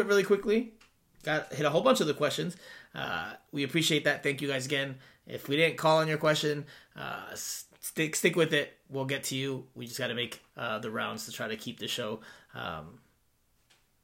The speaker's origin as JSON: {"language": "English", "country": "United States", "tie": "born or raised there", "said": "I'm fluent in both, and I can tell you, and I was born in the United States"}